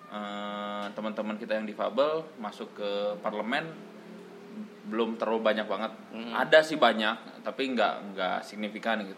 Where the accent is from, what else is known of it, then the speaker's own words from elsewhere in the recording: Bandung, West Java, Indonesia; karena yang gue lihat di kota gue sendiri di Bandung fasilitas-fasilitas yang diberikan untuk eh, teman teman-teman kita yang difabel masih